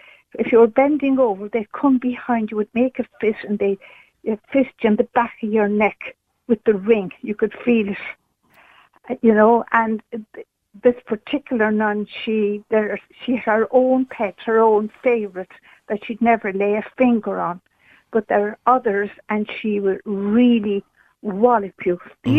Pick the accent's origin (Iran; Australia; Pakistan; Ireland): Ireland; County Cork, Munster; I'm from County Cork, and I'm a lot older than your previous callers there. I'm middle-aged.